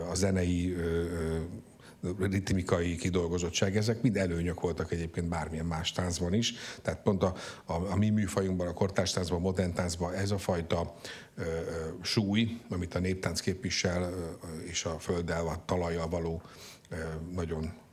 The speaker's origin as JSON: {"language": "Hungarian", "town": "Tata", "region": "Komárom-Esztergom", "country": "Hungary", "tie": "born there", "said": "Ja, én Tatán, Tatán születtem."}